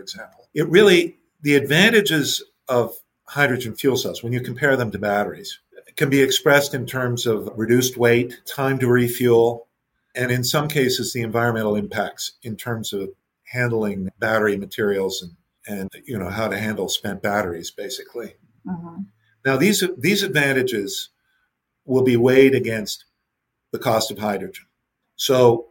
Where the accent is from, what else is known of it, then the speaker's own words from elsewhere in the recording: Canada; as a Canadian